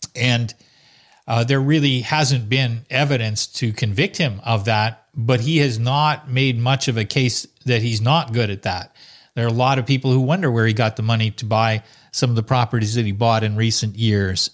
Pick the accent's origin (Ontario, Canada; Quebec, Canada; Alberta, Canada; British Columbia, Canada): Quebec, Canada; Salaberry-de-Valleyfield; also born or lived in Ottawa; growing up in Valley Field, a little town not too far from Montreal